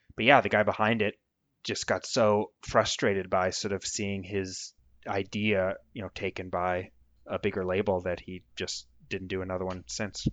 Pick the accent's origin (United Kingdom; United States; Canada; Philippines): United States; accent: American; my American accent